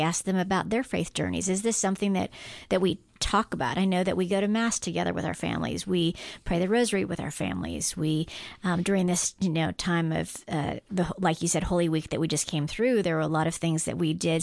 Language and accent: English; Guam; moved away; I grew up on Guam, which was and ninety-eight percent Catholic island